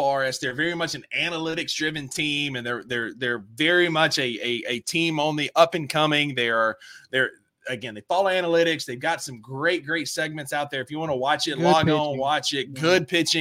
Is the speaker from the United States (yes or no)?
yes; North Mississippi, United States; we're goofballs from North Mississippi.